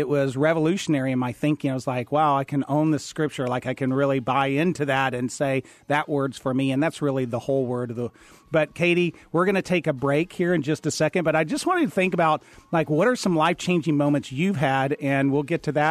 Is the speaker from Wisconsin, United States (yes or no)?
no; Lubbock, Texas, United States; I grew up in Lubbock, Texas